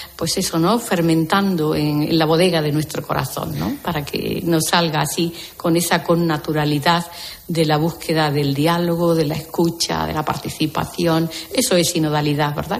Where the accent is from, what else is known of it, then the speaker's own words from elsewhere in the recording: Andalusia, Spain; yo misma que soy andaluza